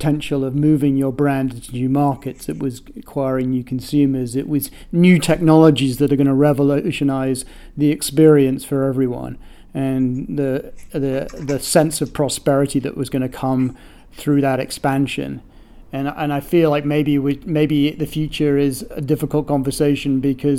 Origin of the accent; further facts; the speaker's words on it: United Kingdom; now in United States; being a Brit